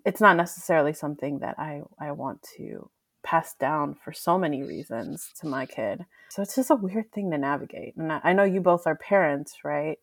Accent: Mexico; moved away; I was born in Mexico. My family is Mexican

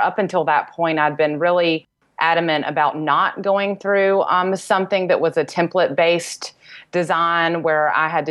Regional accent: North Carolina, United States; moved away as an adult; now in Charleston, United States; I'm originally from North Carolina, moved to Charleston, South Carolina about 10 years ago

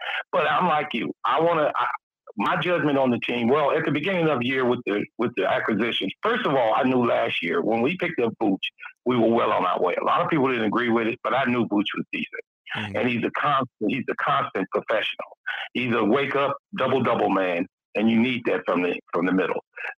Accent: Gary, Indiana, United States; now in Dallas, United States; I'm reading from Gary, man. I'm down in Dallas now.

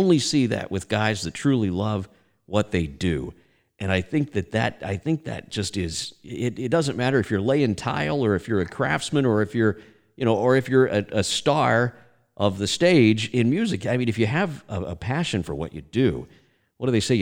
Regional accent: Texas, United States; my home state

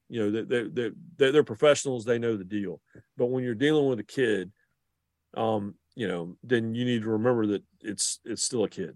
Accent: the Research Triangle, North Carolina, United States; growing up in the Carolinas and in the triangle in particular

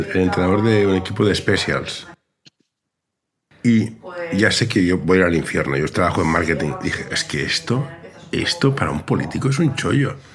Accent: Spain; Santana, venga, somos españoles, aquí te gano.

